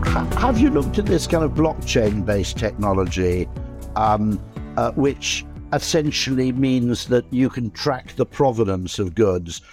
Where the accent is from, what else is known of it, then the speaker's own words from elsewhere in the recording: South Wales, United Kingdom; I grew up in South Wales